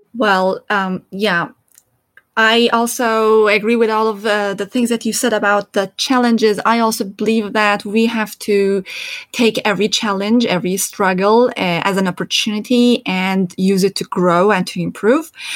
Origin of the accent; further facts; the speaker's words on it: Iran; English is a second language; moved away; also born or lived in Turkey; coming from Iran and growing up in Iran, and pretty much my whole experience is um, in Iran and in Turkey